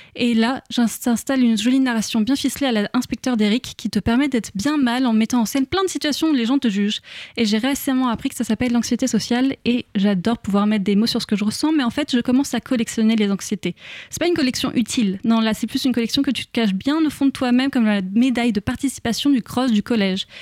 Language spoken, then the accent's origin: French; France; en tant que bonne française